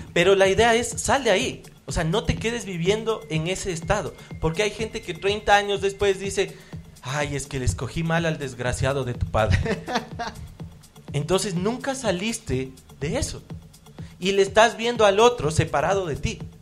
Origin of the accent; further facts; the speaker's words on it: Ambato, Tungurahua, Ecuador; yo nací en Ambato